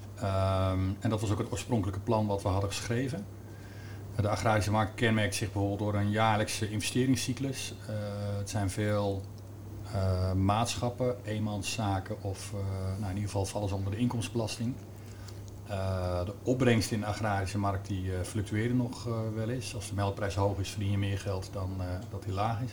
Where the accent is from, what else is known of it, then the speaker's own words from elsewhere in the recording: Amersfoort, Utrecht, Netherlands; ik kom zelf uit Amersfoort